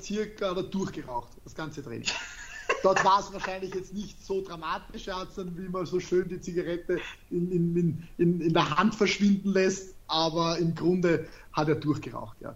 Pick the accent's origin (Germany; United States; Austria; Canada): Austria; ich spreche Deutsch, ich bin aus Österreich